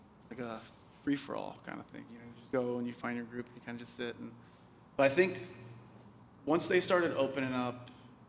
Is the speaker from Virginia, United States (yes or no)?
yes; Roanoke, Virginia, United States; moved away; I grew up in Roanoke, Virginia, where it was like three Mexican people in the whole school